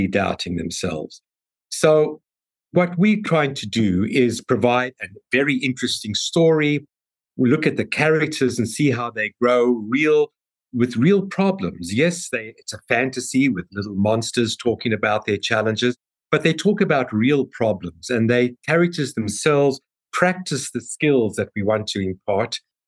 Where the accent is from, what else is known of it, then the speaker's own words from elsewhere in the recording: South Africa; moved away; my accent because I'm from South Africa